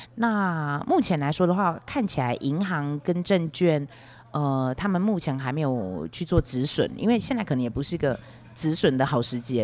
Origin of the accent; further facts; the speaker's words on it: Beigang, Yunlin County, Taiwan; moved away; 台湾的北港是我的老家